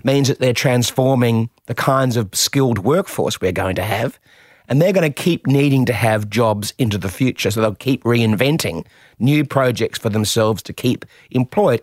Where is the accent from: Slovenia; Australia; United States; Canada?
Australia; Adelaide, South Australia; I was from Adelaide